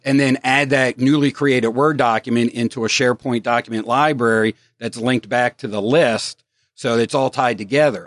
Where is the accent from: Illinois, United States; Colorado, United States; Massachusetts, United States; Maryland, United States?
Maryland, United States; Baltimore; now in Northern Virginia, United States; I'm originally from Baltimore